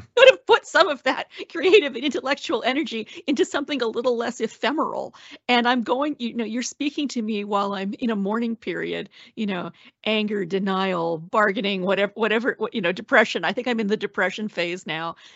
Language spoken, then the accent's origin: English; Alberta, Canada; maybe because I'm from the West and from Alberta